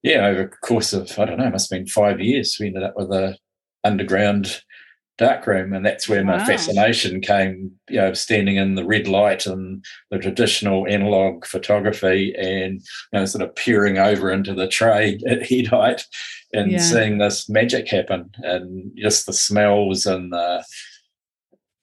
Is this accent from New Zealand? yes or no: yes; Wellington, New Zealand; I was born in Wellington, Houghton Bay on the south coast there